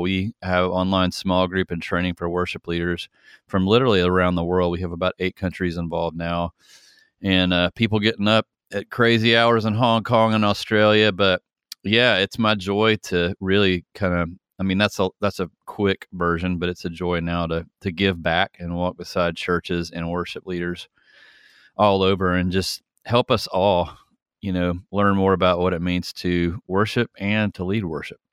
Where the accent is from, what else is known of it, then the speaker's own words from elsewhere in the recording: Atlanta, Georgia, United States; also born or lived in San Francisco; I'm from Atlanta, Georgia. I've literally been in Georgia my entire life